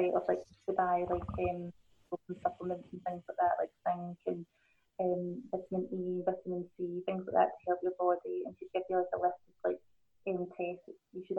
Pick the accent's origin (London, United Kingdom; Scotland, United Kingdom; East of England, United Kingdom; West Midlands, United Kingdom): Scotland, United Kingdom; Glasgow; accent: Scottish; my mum and dad are both born in Hong Kong, and I was born in Glasgow